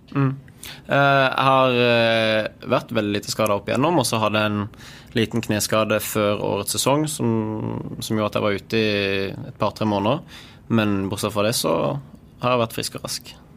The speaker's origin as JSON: {"language": "Norwegian", "region": "Sørlandet", "country": "Norway", "said": "siden vi er på Sørlandet og jeg er sørlending"}